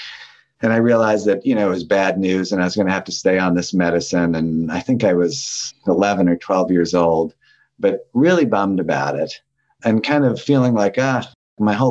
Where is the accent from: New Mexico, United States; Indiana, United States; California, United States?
New Mexico, United States; Santa Fe; I was growing up in Santa Fe, New Mexico